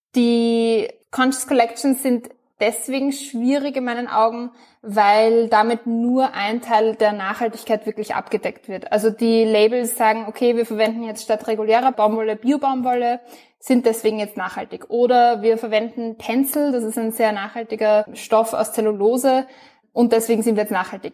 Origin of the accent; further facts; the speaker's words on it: Austria; ich bin aus Österreich, bin 24 Jahre alt